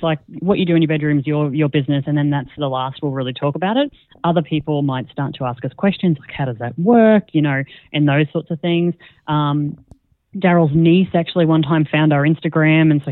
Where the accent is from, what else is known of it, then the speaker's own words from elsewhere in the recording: Australia; moved away as an adult; also born or lived in Singapore / Netherlands; now in Croatia; we're Australian, and we started our podcast down in Australia